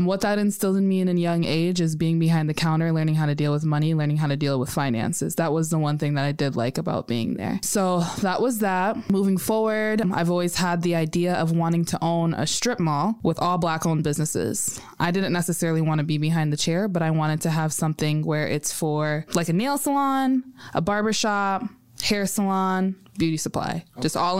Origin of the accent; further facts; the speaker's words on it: South Sudan; now in United States; I'm from South Sudan. At the time, it was still Sudan.